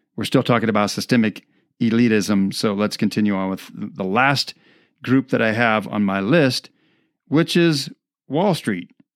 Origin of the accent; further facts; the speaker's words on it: Midwest, United States; now in Colorado, United States; I grew up in the Midwest